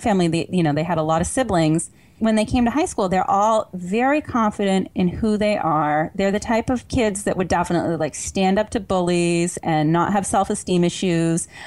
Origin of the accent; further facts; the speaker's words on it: Vermont, United States; I grew up in Vermont